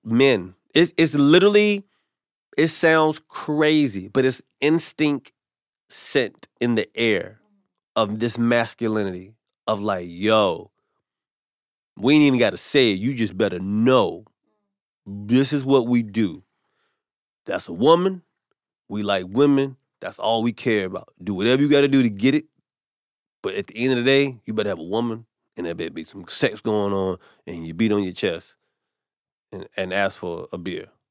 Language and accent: English; North Carolina, United States; I'm from North Carolina